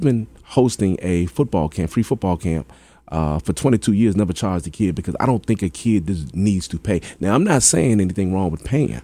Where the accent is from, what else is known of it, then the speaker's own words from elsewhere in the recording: Hampton, Virginia, United States; I'm from Hampton